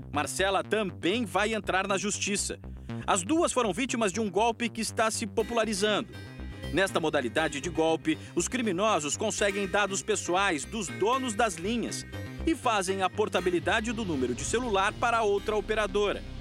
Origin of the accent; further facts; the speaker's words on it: interior of Paraná, Brazil; E eu sou do interior do Paraná.